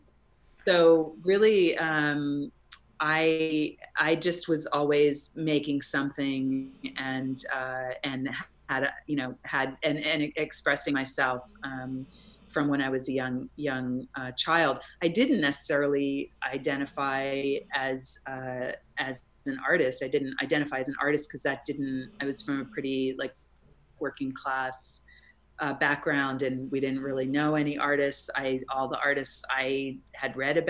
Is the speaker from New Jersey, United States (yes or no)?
yes; New Jersey, United States; moved away; also born or lived in New York City; No, I'm from New Jersey. I was born in East Armpit, New Jersey.